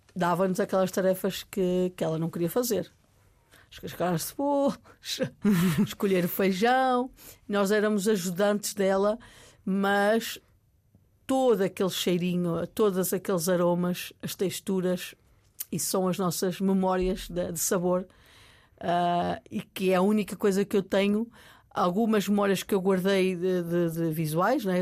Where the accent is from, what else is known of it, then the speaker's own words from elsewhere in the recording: Maia, Norte, Portugal; also born or lived in New York; Eu vinha de um vinha do, da Maia, de, de, uma, de, uma, aldeia onde eu respirava ar puro